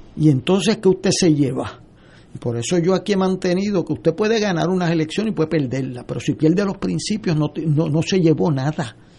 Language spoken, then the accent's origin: Spanish; San Juan, Puerto Rico; yo vengo de Río Piedra